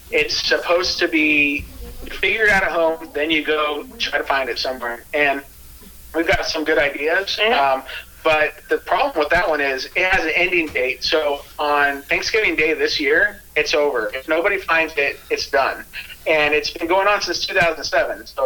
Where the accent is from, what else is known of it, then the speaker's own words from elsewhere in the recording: Pacific Northwest, United States; Hey, but we're from Pacific Northwest